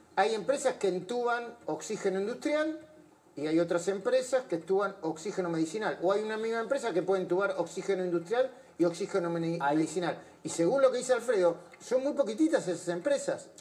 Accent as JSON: {"language": "Spanish", "country": "Argentina", "said": "porque somos argentinos"}